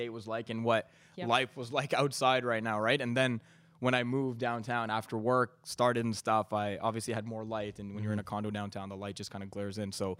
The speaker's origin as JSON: {"language": "English", "town": "Mississauga", "region": "Ontario", "country": "Canada", "tie": "born or raised there", "also_born_or_lived": "London, Ontario", "lives_now": "Toronto, Canada", "said": "So I grew up in Mississauga, and I was born in Toronto and moved there when I was 6 months old."}